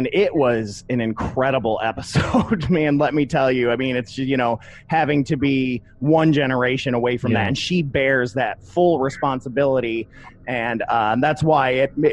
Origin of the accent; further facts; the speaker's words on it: Toledo, Ohio, United States; I'm from Toledo, Ohio